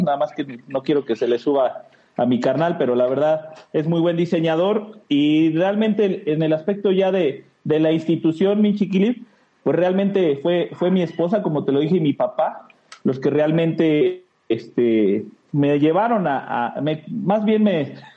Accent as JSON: {"language": "Spanish", "region": "Mexico City", "country": "Mexico", "tie": "born or raised there", "moved": "as an adult", "lives_now": "Guadalajara, Mexico", "said": "Soy orgullosamente capitalino, ante la gente, pues somos chilangos, ¿verdad? Pero soy capitalino, soy de Ciudad de México"}